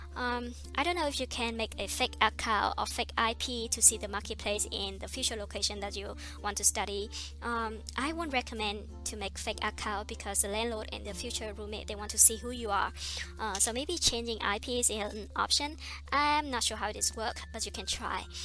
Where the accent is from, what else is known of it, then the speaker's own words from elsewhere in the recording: Vietnam; English is a second language; moved away as an adult; also born or lived in Iowa, United States; now in United States; Vietnamese because I come from Vietnam